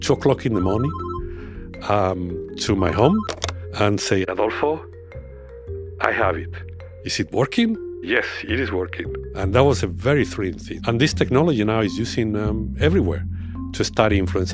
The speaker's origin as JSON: {"language": "English", "town": "Burgos", "region": "Castile and León", "country": "Spain", "tie": "born or raised there", "moved": "yes", "said": "That's from my hometown in Spain"}